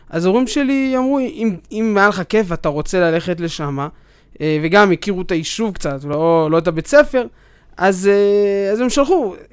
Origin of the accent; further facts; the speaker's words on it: Ma'ale Adumim, Judea and Samaria Area, Israel; אז ככה, אני התחלתי במעלה אדומים, אה, למדתי שם אה, ב... ביסודי, התחלתי ביסודי המוכר שם, מעלה התורה.